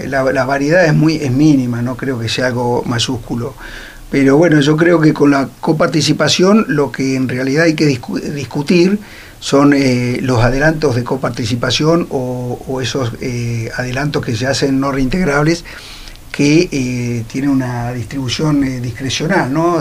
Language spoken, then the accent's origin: Spanish; Río Gallegos, Santa Cruz, Argentina; mi barrio, que es el barrio PAP, donde yo nací